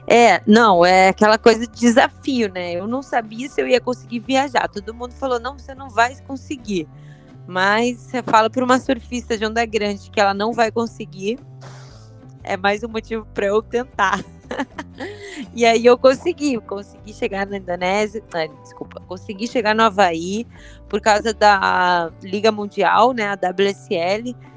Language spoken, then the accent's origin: Portuguese; Curitiba, Paraná, Brazil; nasci né, em Curitiba e Curitiba já é muito frio